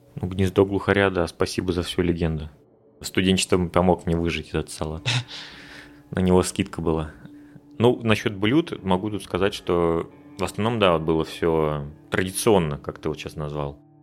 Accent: Russia; moved away as an adult; каждый год, который я встречал не у себя на родине

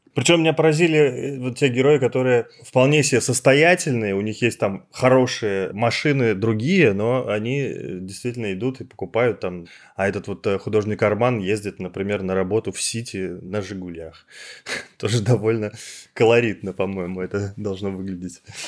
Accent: Kirov, Kirov Oblast, Russia; now in Moscow, Russia; я сам из Кирова

